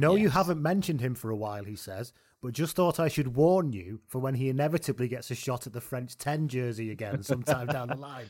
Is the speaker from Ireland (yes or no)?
yes; Ireland; Even as an Irishman, I love listening to these lads talk about rugby and jinxing our matches, damn it.